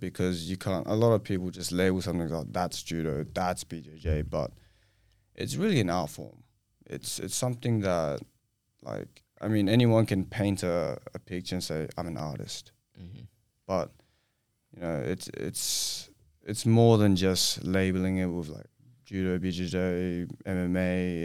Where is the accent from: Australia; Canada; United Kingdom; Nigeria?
Australia; also born or lived in Singapore; So I'm Singaporean. I moved to Australia when I was four